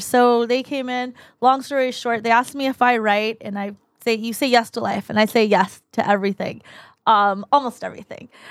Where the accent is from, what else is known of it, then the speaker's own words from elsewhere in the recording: Mission Viejo, California, United States; also born or lived in La Paz, Bolivia; raised in Mission Viejo. Born in La Paz, Bolivia. Came here when I was two and, um, raised in Mission Viejo